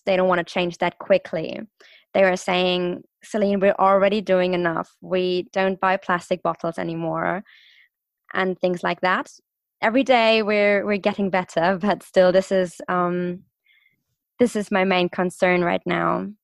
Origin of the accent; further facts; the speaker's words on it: Stuttgart, Baden-Württemberg, Germany; also born or lived in London; I'm from Stuttgart. I'm from the car city in, in Germany